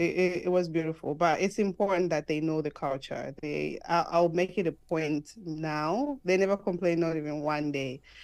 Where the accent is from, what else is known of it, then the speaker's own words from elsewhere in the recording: Zambia; moved away as an adult; now in United States; I'm from Zambia